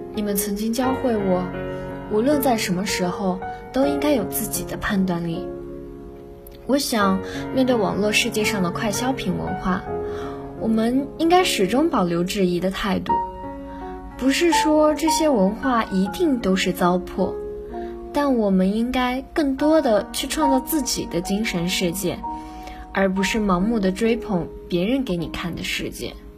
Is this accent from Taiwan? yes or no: no; Nantong, Jiangsu, China; now in Nanjing, China; 来自江苏南通